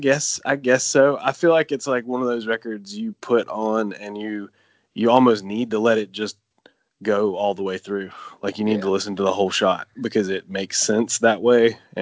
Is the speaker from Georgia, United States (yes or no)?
yes; Georgia, United States; from Georgia.